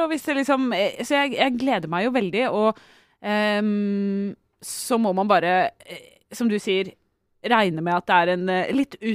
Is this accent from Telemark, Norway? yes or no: yes; Telemark, Norway; Jeg er telemarking, men jeg flytta dit litt uh, for seint.